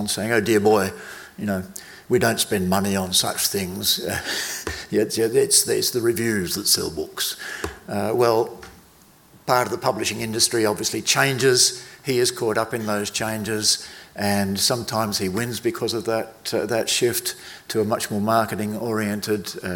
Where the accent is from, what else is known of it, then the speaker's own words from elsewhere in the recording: South Australia, Australia; I was born in South Australia